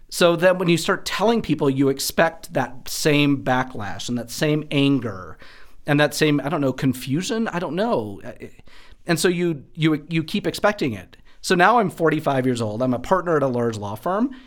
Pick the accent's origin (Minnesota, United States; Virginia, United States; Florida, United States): Minnesota, United States; Wadena; moved away as an adult; also born or lived in Texas; now in Denver, United States; I grew up in West Central Rural Minnesota, a little town named Wadena, Minnesota